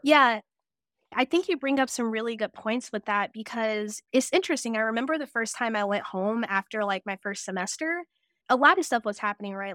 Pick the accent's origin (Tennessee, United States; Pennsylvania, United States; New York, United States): Tennessee, United States; Cleveland; moved away as an adult; also born or lived in Toledo, Ohio; I was born in Toledo, Ohio, but I was raised in the middle of nowhere, Tennessee, Cleveland, Tennessee